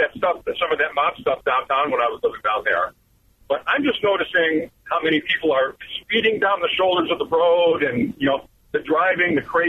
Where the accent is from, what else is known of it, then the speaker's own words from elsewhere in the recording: Chicago, Illinois, United States; now in Elmhurst, United States; I'm a South Sider. I grew up on the South Side